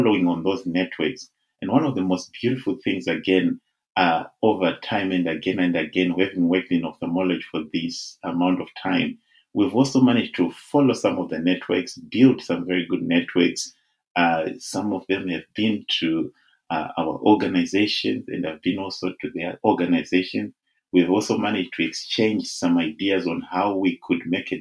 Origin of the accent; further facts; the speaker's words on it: Zimbabwe; now in United Kingdom; I'm originally from Zimbabwe. I was born in Zim, and that is my country of birth